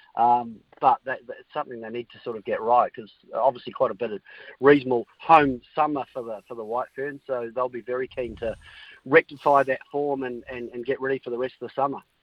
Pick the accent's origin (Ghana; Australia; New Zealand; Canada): New Zealand; as a Kiwi